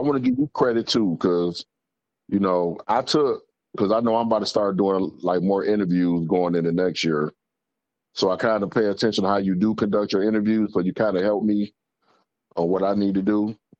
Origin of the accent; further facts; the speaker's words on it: Detroit, Michigan, United States; Finkel and Greenfield.